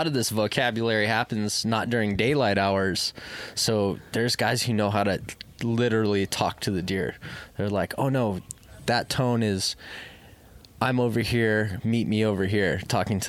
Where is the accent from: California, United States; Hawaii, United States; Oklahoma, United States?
Hawaii, United States; Oahu; I'm born and raised on Oahu